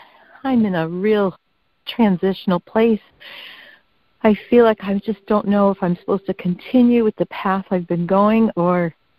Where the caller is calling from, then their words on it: Massachusetts, United States; I'm calling from Massachusetts.